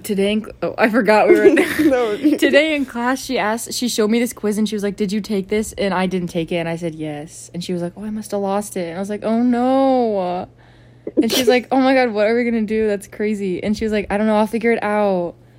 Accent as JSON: {"language": "English", "town": "Fort Mill", "region": "South Carolina", "country": "United States", "tie": "born or raised there", "also_born_or_lived": "Pineville", "said": "I literally lived here my whole life."}